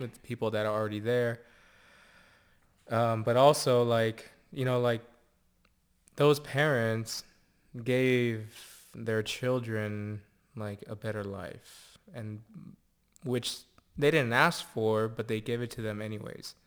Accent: Santa Barbara, California, United States; where I grew up, still live

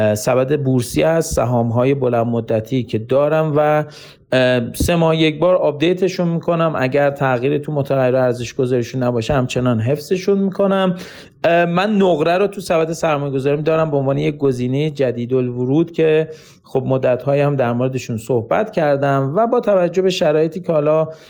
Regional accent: Iran; ما به عنوان یک ایرانی

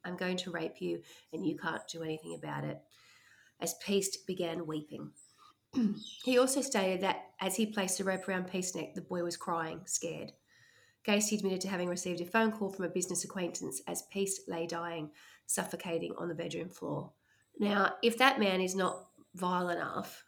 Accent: Australia; accent: Aussie Bogan; I couldn't sound like I'm more Aussie Bogan if I tried

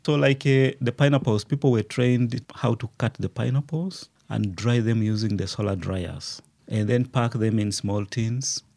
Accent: Uganda; moved away as an adult; also born or lived in Liberia; now in Rwanda; I grew up in Uganda. I was born in Uganda, studied in Uganda

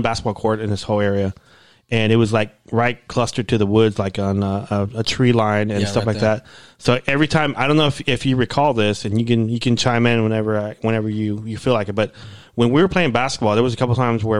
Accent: Dallas, Texas, United States; the area that we grew up in Oak Cliff

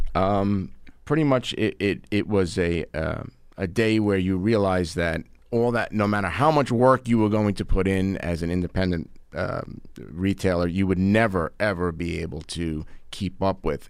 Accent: Long Island, New York, United States; I'm an attorney from Long Island

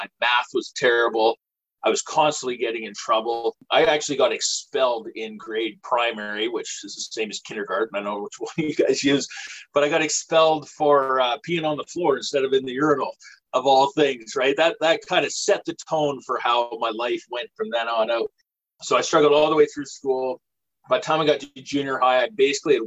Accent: British Columbia, Canada; now in Nova Scotia, Canada; I'm from British Columbia originally. I currently live in Nova Scotia.

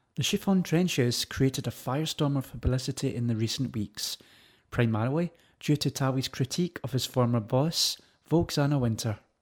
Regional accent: London, United Kingdom; Growing up in Ladbroke Grove

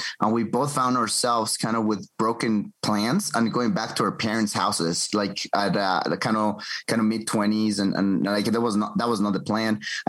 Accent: Quito, Pichincha, Ecuador; moved away as an adult; also born or lived in United States; I was born and raised in Quito, Ecuador. By God's grace, now I'm back in my country after 10 years in the U.S.

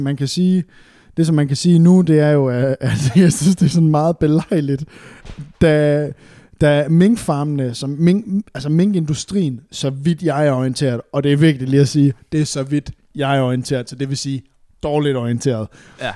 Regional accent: West Jutland, Central Denmark Region, Denmark; moved away; jeg er jo fra Vestjylland af

